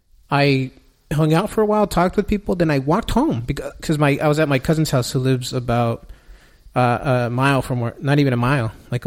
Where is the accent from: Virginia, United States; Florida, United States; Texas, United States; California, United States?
California, United States; Southern; I'm from Southern California.